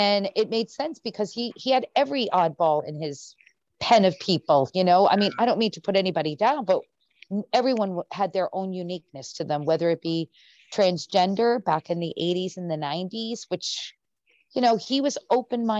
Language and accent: English; Rhode Island, United States; moved away; I grew up in Rhode Island